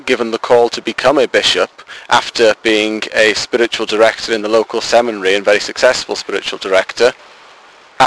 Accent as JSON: {"language": "English", "area": "Diocese of Wrexham", "region": "North Wales", "country": "United Kingdom", "said": "I am 23 and from the Roman Catholic Diocese of Wrexham in North Wales"}